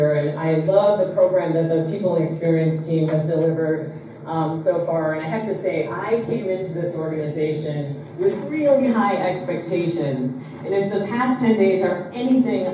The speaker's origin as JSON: {"language": "English", "country": "Australia", "said": "I'm Australian."}